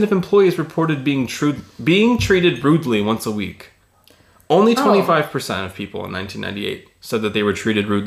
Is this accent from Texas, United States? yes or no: yes; Texas, United States; I'm from Texas